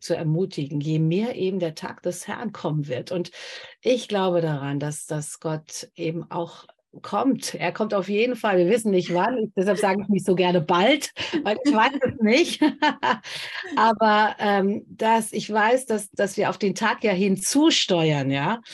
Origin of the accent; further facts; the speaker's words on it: Germany; hier bei uns in Deutschland